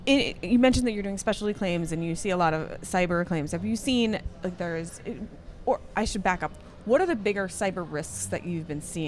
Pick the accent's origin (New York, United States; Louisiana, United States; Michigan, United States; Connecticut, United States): Connecticut, United States; Cheshire; I grew up in Cheshire.